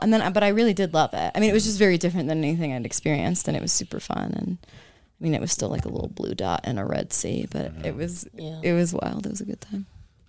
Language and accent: English; Denver, Colorado, United States; also born or lived in Arkansas / Scotland; I'm from Denver, Colorado.